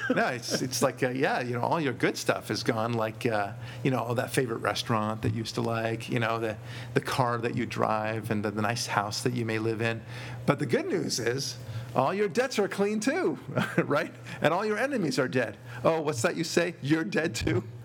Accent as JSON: {"language": "English", "country": "United States", "said": "as an American"}